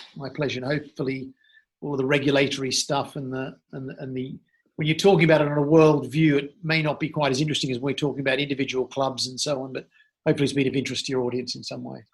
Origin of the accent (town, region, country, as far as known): Australia; born or raised there; also born or lived in Sydney